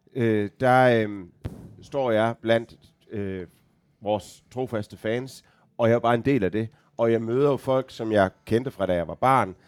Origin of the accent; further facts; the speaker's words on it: Aarhus, Central Denmark Region, Denmark; jeg er født og opvokset i Aarhus, 10 minutters gang fra øh, stadion